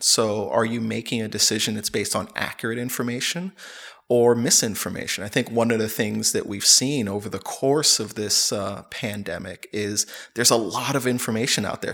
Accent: United States; moved away as an adult; I'm originally from the United States

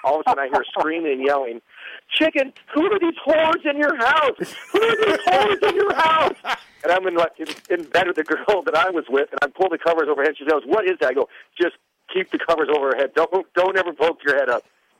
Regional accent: Midwest, United States; Bob was somebody I grew up with here in the Midwest and known for many years.

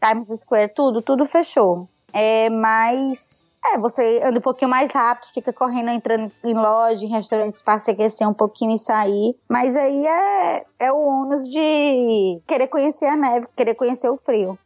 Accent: Northeast Region, Brazil; now in New York, United States; eu sou do Nordeste

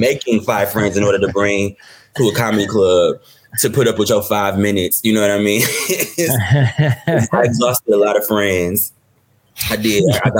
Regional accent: Detroit, Michigan, United States; I'm from Detroit. So entertainment isn't necessarily a career path that is said.

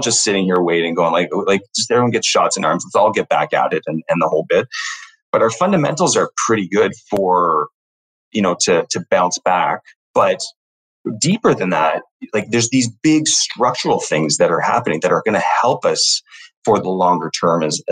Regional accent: Toronto, Ontario, Canada; I grew up in Toronto, you know, downtown Toronto proper

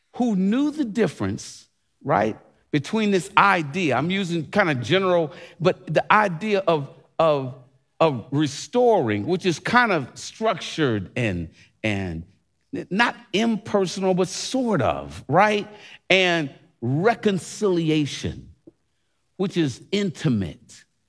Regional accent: United States; I love being an American.

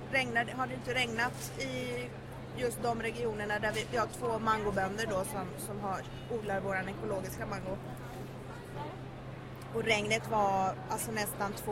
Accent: Sweden; jag är ju född och uppvuxen i Sverige men min pappa har bott i Colombia sedan jag var sex år gammal så jag har ju varit mycket där.

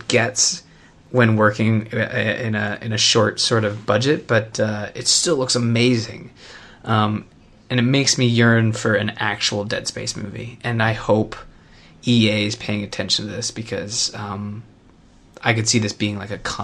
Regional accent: Canada; I'm from Canada

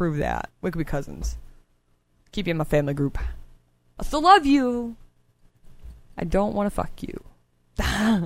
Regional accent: the South, United States; I am from the South

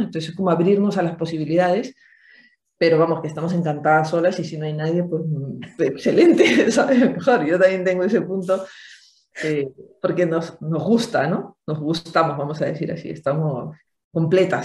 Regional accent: Peru; Yo soy de Perú

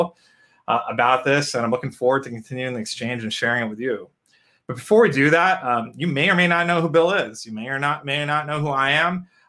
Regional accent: India; I'm an Indian.

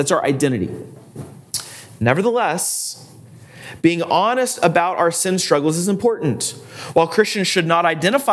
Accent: United States; I am an American

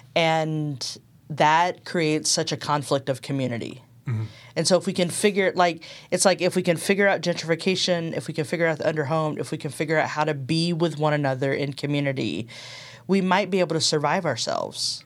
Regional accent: Texas, United States; moved away as an adult; also born or lived in Berkeley, California; now in Nashville, United States; I'm originally from Texas

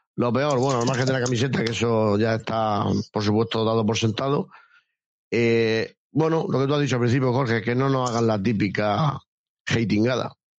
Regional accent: Cartagena, Region of Murcia, Spain; Yo soy de Cartagena

